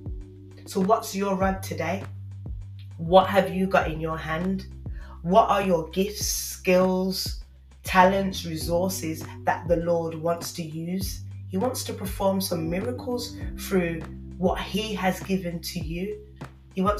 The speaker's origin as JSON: {"language": "English", "town": "Birmingham", "region": "West Midlands", "country": "United Kingdom", "accent": "Brummie", "said": "my Brummie accent"}